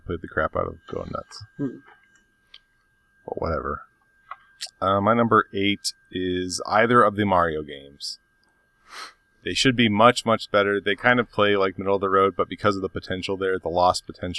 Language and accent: English; Albuquerque, New Mexico, United States; Growing up in Albuquerque